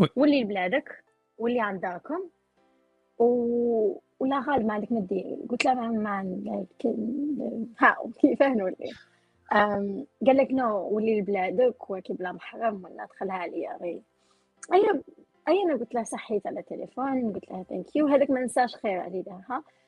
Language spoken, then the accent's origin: Arabic; Oran, Oran Province, Algeria; now in United States; حنا عندنا في وهران انا وهرانيه